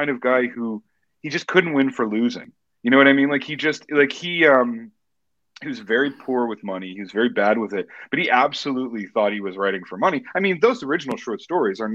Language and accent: English; Edmonton, Alberta, Canada; I was born in Edmonton, Alberta, Canada